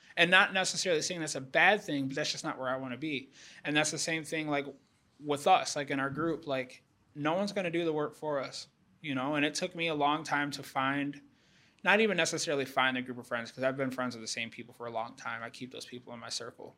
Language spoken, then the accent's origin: English; Houston, Texas, United States; I'm from Houston